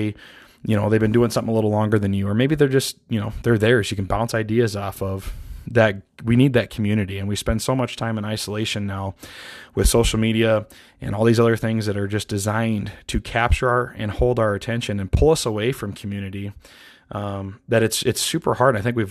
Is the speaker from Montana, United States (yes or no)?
yes; Montana, United States; I couldn't be happier that I got an antelope buck on the ground here in Montana, my home state.